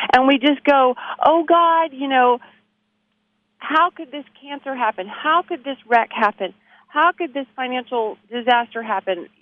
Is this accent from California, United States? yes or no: no; Abilene, Texas, United States; now in Nashville, United States; I'm from Abilene, Texas